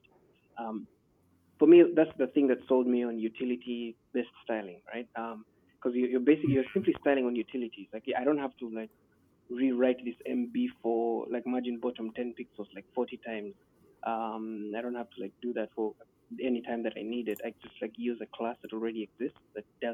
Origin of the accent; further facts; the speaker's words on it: Nigeria; I'm from Nigeria